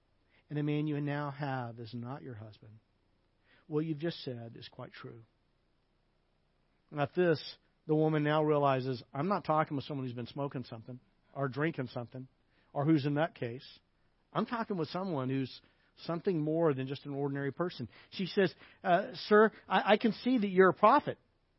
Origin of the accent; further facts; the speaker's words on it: the South, United States; It'd be kind of like when I was a kid growing up in the South, you would call someone you didn't know, a lady, you would call her ma'am.